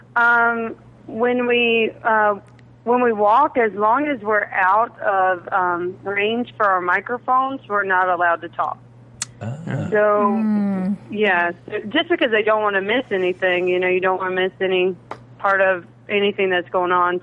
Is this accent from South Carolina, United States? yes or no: yes; South Carolina, United States; I'm from South Carolina, the home of the fighting Gamecocks